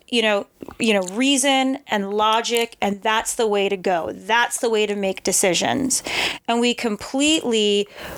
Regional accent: New York City, New York, United States; moved away as an adult; now in Austin, United States; I'm from New York City originally

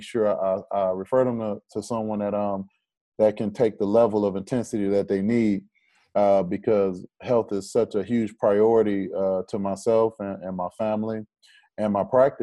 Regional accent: Detroit, Michigan, United States; I'm from Detroit

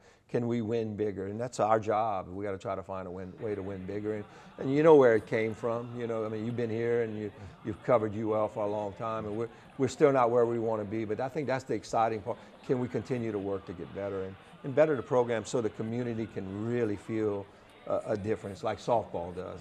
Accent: Lafayette, Louisiana, United States; being in my hometown

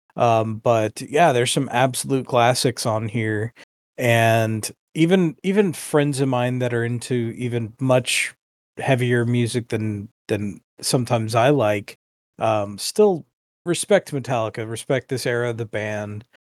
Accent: United States; me growing up as an American

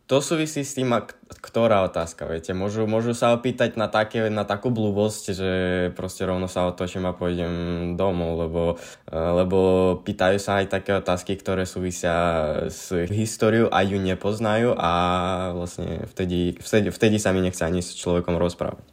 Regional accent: Bila Tserkva, Kyiv Oblast, Ukraine; Slovak is a second language; now in Bratislava, Slovakia; pochádzam z mesta Bila Cerkva, ktoré sa nachádza v Kývskej oblasti vedľa Kievu

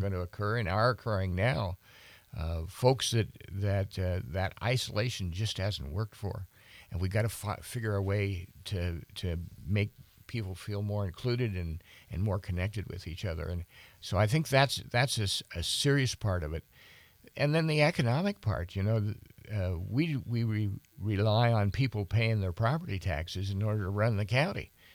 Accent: Bozeman, Montana, United States; now in Helena, United States; born, born and raised in Bozeman.

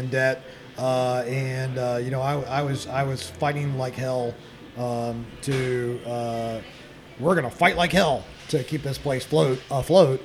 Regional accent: Katy, Texas, United States; I'm from Katy. You know, I went to Katy High School

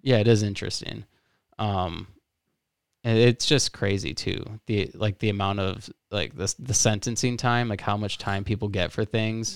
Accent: Florida, United States; moved away; I'm from Florida

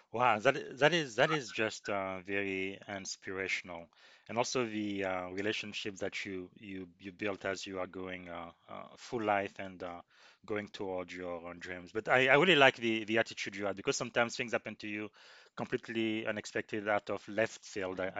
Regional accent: DR Congo; moved away; I came to this country from the Congo.

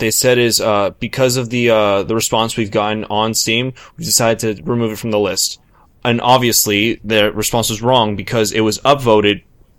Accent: United States; we're all going to suffer as American people

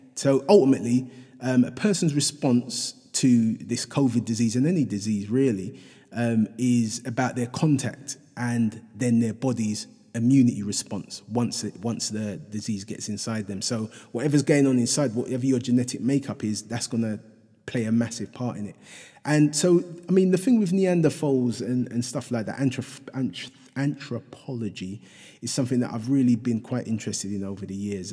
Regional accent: London, United Kingdom; in Hackney, um, my, my, my hometown, um, which I, which I love dearly

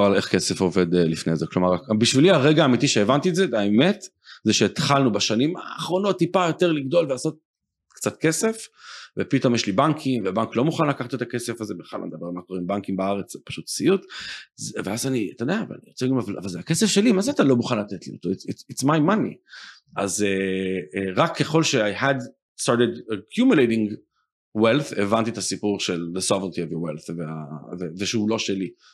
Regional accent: Israel; also born or lived in United States; אמרו לי אה, אתה ישראלי

